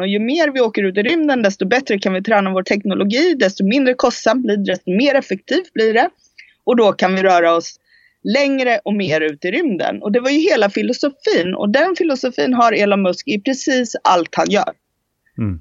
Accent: Sweden; moved away as an adult; also born or lived in Spain; jag flyttade från Sverige när jag var 19 år

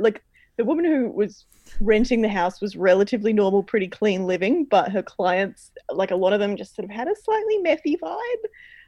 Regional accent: Fremantle, Western Australia, Australia; born there; born in Fremantle, so I was born there. I'm allowed to say whatever I like about it.

